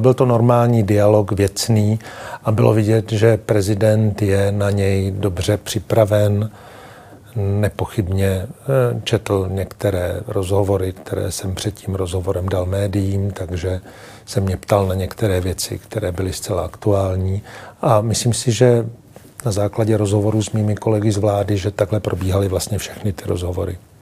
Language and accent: Czech; Czechia